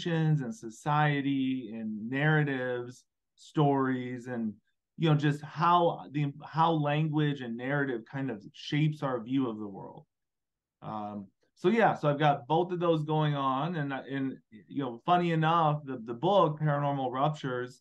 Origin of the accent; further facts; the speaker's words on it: Illinois, United States; moved away as an adult; also born or lived in Carrollton, Georgia; I'm from Illinois